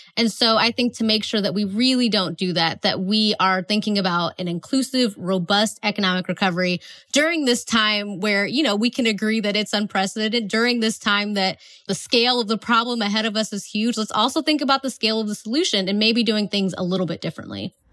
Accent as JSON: {"language": "English", "region": "Northeast Ohio", "country": "United States", "tie": "born or raised there", "also_born_or_lived": "Atlanta, Georgia", "moved": "as an adult", "said": "I'm from Northeast Ohio, so we have a NASA center that's close to us. And when I was in high school, I worked there in the summers"}